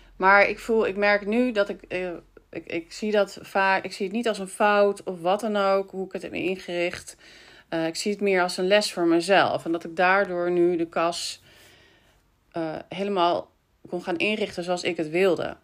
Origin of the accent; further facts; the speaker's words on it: Breukelen, Utrecht, Netherlands; ik ook uit Breukelen kwam. En dat ik met mijn moeder altijd plantjes kocht vroeger bij jullie